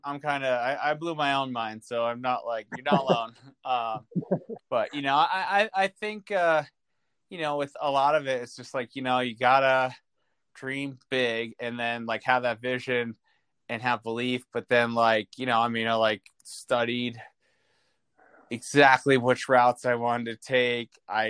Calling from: Alta, Utah, United States; also born or lived in San Francisco; I am calling from Alta, Utah, my home.

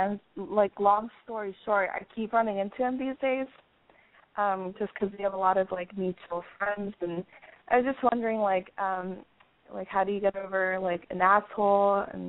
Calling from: New York, United States; I live in New York.

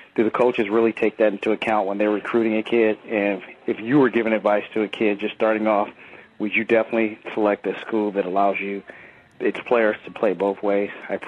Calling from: Southern California, United States; I'm calling from Southern California.

